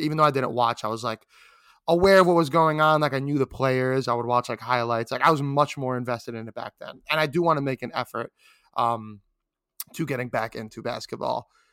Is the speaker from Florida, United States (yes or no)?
no; New York City, New York, United States; I'm a New Yorker